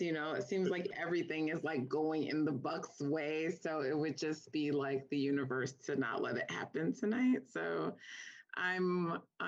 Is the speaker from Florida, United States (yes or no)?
yes; South Florida, United States; moved away; also born or lived in New York / Jamaica (ancestry); I'm from New York and I've spent most of my life in New York, but I grew up in South Florida